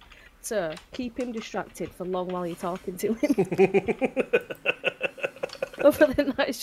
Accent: United Kingdom; I'm British.

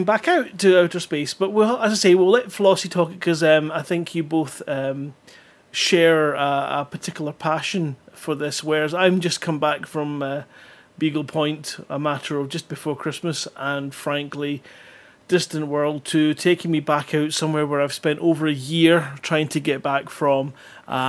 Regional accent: Scotland, United Kingdom; I'm from Scotland

